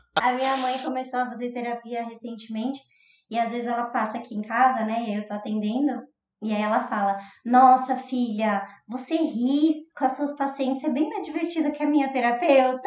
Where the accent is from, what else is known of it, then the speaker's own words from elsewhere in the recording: São Paulo, Brazil; Mas aqui em São Paulo é Stop, então como a gente é de São Paulo, a gente vai chamar de Stop